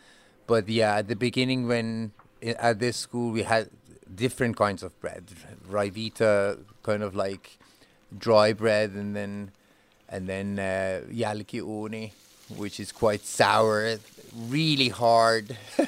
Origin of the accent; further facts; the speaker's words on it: Finland; also born or lived in Tehran, Iran / Beijing, China / Islamabad, Pakistan / Karachi, Pakistan; I'm originally from Tehran, Iran. I've lived most of my life in Finland, but before that in China, in Beijing, and before that in Pakistan, Islamabad, and Karachi. My family is Persian